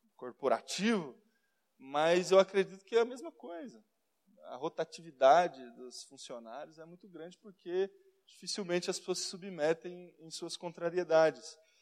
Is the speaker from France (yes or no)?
no; Brazil; nós somos brasileiros